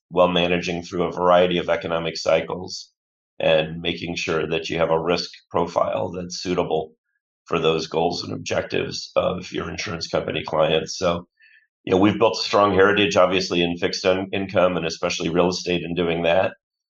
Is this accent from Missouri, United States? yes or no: no; Bloomfield Hills, Michigan, United States; around as a kid, but I'll claim Bloomfield Hills, which is a suburb of Detroit, as my deepest roots and my hometown. And I still pull for the Detroit sports teams, painful though that can be.